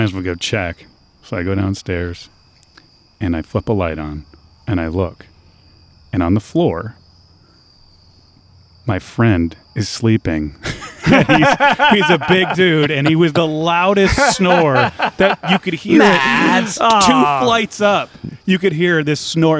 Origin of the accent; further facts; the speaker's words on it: Michigan, United States; moved away as an adult; my hometown of Michigan